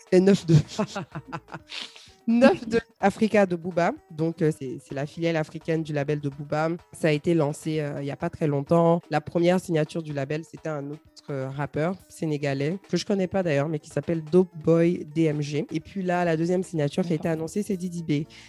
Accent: Côte d’Ivoire; chez nous en Côte d'Ivoire

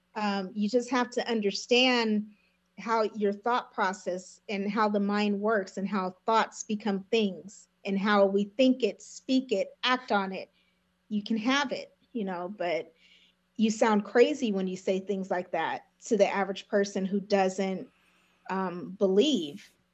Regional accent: Lancaster, California, United States; I'm from Lancaster, California.

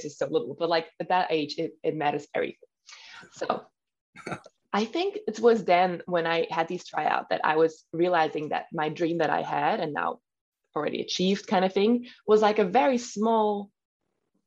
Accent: Switzerland; first language German; English is a second language; now in Spain; I'm German speaking. My mother language is in German.

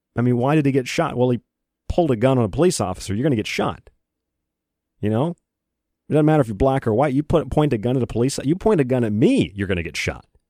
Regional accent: United States; I'm an American.

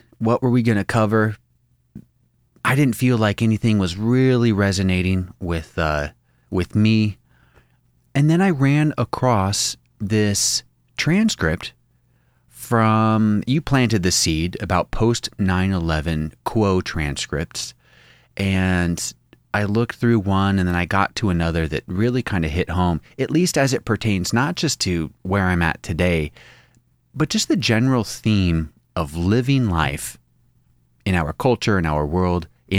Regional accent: Spokane, Washington, United States; You know where I grew up in Spokane?

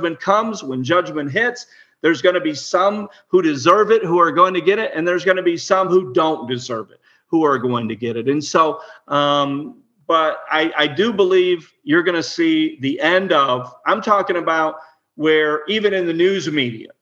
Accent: Illinois, United States; I was born in Illinois, so I know that area well.

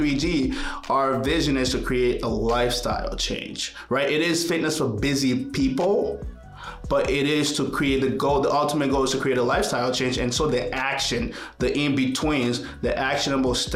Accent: Liberia; now in United States; I was born in Liberia. It's a tiny little country in West Africa. And Liberia experienced a civil war for about 20 years, just about as long as I lived there.

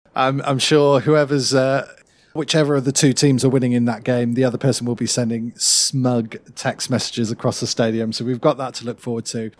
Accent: United Kingdom; we rarely get to see as British fans

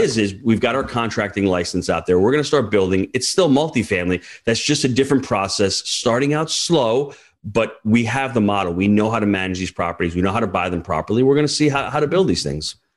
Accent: New York, United States; as a New Yorker

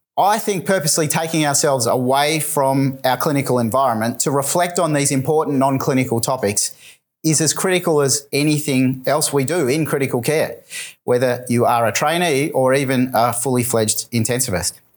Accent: Melbourne, Victoria, Australia; my hometown of Melbourne

